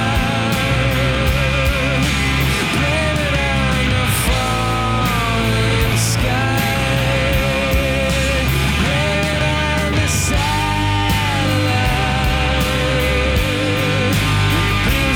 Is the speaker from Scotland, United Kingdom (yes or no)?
no; London, United Kingdom; I grew up in Tufnell Park, so that's exactly where I sort of would go and see bands when I was a kid